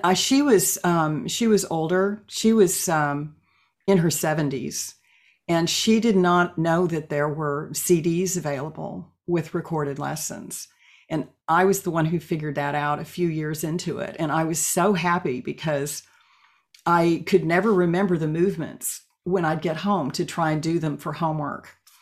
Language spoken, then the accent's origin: English; Oklahoma, United States; moved away as an adult; now in Eugene, United States; I was born and raised in Oklahoma